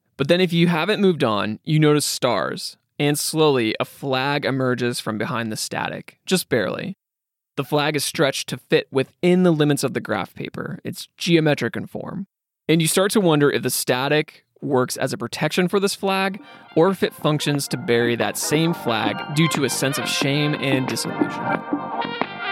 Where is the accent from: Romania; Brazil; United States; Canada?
United States; Midwest; I grew up in the Midwest